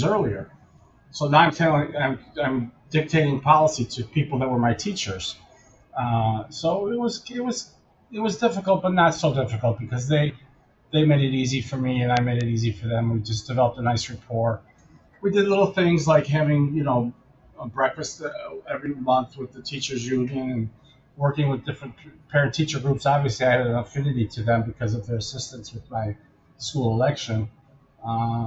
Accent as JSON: {"language": "English", "town": "Elmwood Park", "region": "Illinois", "country": "United States", "said": "I'm from Elmwood Park, which is exactly on the city border"}